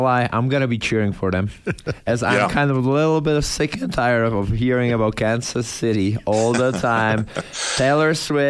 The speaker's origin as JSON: {"language": "English", "country": "Czechia", "tie": "born or raised there", "second_language": "English", "moved": "yes", "lives_now": "Alberta, Canada", "said": "I'm from Czech Republic, from Europe."}